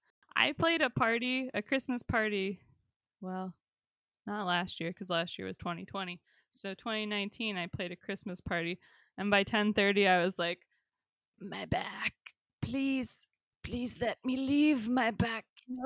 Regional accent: New York, United States; Told him to get lost, buddy. I'm from New York.

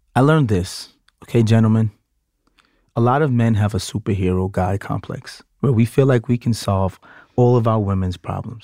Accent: New York City, New York, United States; I'm from Brooklyn, I still have a lot of my country family morals

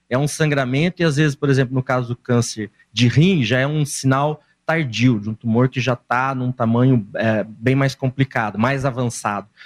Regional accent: São Paulo, Brazil; born there; now in Londrina, Brazil; E eu nasci

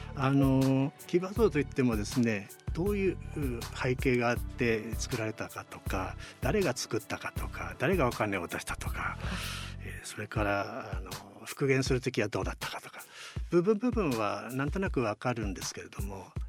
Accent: Mizusawa, Iwate, Japan; 私のあの母校である水沢高校

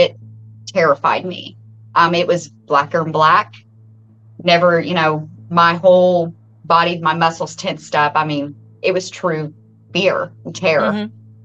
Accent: Salem, Indiana, United States; born and raised right here in Washington County, Salem

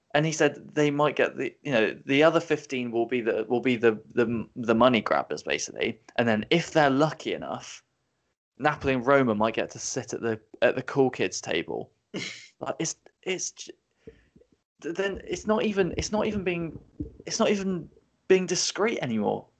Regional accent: England, United Kingdom; as a English born uh, you know, teenager now in his twenties

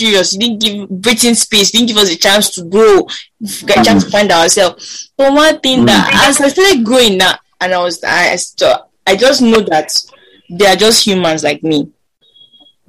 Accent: Kaduna, Kaduna State, Nigeria; I grew up in Kandarawa

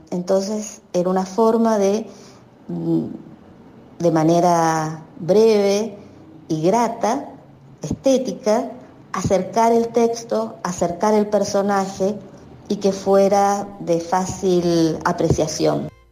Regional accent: Mendoza, Argentina; moved away as an adult; now in San Juan, Argentina; soy mendocina, pero hace más de 20 años, me vine a vivir a San Juan

